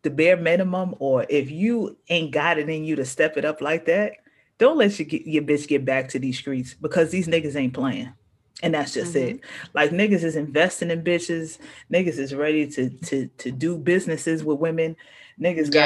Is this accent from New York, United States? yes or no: yes; New York City, New York, United States; I'm from Far Rockaway